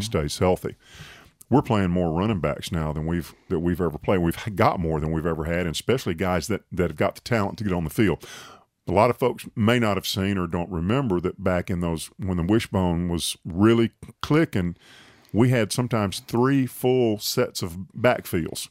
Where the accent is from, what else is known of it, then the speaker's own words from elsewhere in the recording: Tuscaloosa, Alabama, United States; growing up in Tuscaloosa, I was a, got my degree at Alabama